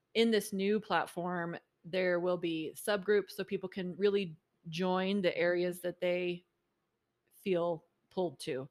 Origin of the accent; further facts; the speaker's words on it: Maryland, United States; moved away as an adult; also born or lived in Provo, Utah; now in Utah, United States; I grew up in Maryland